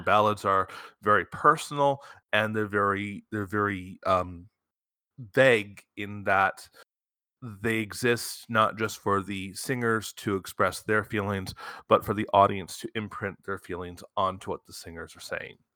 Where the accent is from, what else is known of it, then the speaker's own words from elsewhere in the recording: Michigan, United States; I grew up in Michigan. Motown's in my blood